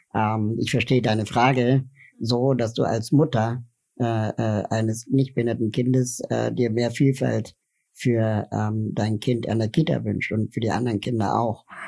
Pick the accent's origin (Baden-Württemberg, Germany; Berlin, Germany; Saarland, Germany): Berlin, Germany; ich bin in Westberlin aufgewachsen